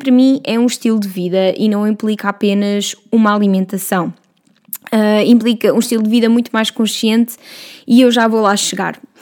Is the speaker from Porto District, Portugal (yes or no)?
no; Vila Franca de Xira, Lisbon, Portugal; eu venho de Vila Franca de Xira, lá ao lado de Castanheira do Ribatejo